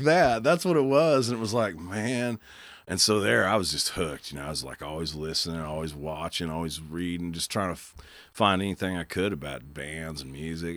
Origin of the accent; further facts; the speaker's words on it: Bartlesville, Oklahoma, United States; also born or lived in Stillwater; I'd never really heard that growing up in Bartlesville